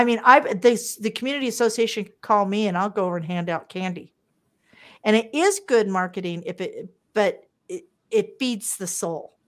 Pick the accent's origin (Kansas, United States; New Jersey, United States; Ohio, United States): Kansas, United States; Wichita; also born or lived in Las Vegas, Nevada; now in Calgary, Canada; I'm originally from Wichita, Kansas, the eldest of four girls, and I grew up broke.